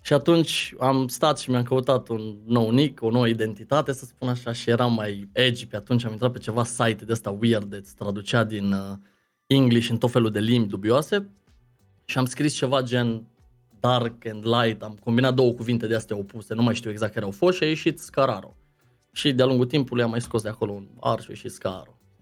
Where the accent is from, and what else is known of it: Deva, Hunedoara County, Romania; born or raised there; also born or lived in Lebach, Germany / London, United Kingdom / Arad, Romania / Cluj-Napoca, Romania